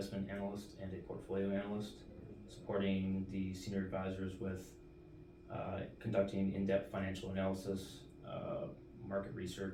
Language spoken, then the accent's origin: English; Grosse Pointe, Michigan, United States; I'm from Gross Point